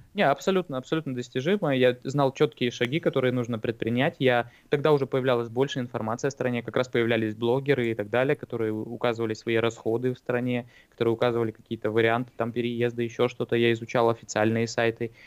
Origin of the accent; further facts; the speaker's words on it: Irkutsk, Irkutsk Oblast, Russia; moved away as an adult; also born or lived in Moscow / Thailand; now in New Zealand; в России и в Иркутске, откуда я родом